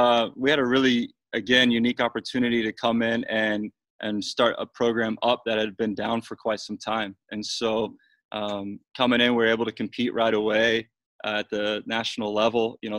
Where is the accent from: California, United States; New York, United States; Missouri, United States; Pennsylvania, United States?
Missouri, United States; Lebanon; moved away; I grew up in the Midwest in a small town called Lebanon, Missouri.